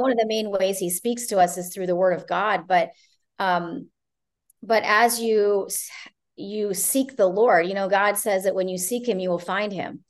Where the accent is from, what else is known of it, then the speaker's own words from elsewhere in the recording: Ohio, United States; also born or lived in Canada; now in Florida, United States; I'm originally from Ohio, grew up part of my life in Canada as well